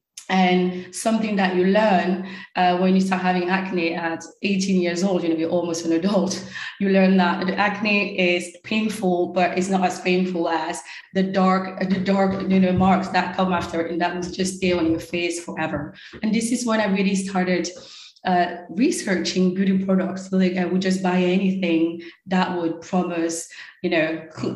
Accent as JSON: {"language": "English", "region": "Normandy", "country": "France", "tie": "born or raised there", "also_born_or_lived": "Paris / Cameroon", "first_language": "French", "second_language": "English", "moved": "as an adult", "lives_now": "New York City, United States", "said": "I grew up in a really secluded area in Normandy."}